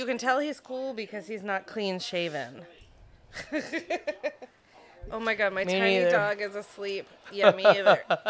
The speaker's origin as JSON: {"language": "English", "country": "Ireland", "said": "So the Irish, like, rant, like, they eat the potatoes, and I am Irish, and I'm shaped like a potato wife in that, like"}